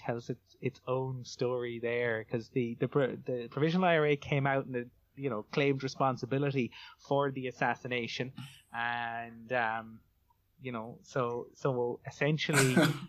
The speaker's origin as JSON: {"language": "English", "town": "Cork", "region": "Munster", "country": "Ireland", "said": "And you can find me on Twitter. I'm"}